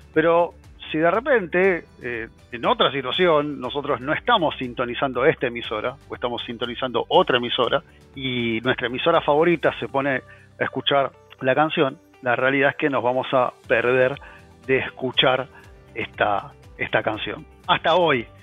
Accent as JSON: {"language": "Spanish", "country": "Argentina", "said": "soy argentino, vivo en Argentina"}